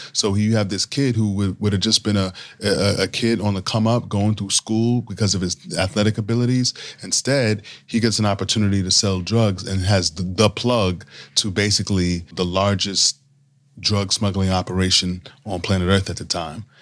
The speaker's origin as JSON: {"language": "English", "town": "New York City", "region": "New York", "country": "United States", "tie": "born or raised there", "moved": "as an adult", "said": "I grew up in New York City"}